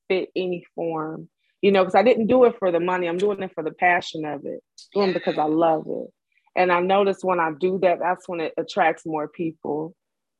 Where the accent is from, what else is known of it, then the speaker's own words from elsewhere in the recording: Detroit, Michigan, United States; I'm from Detroit.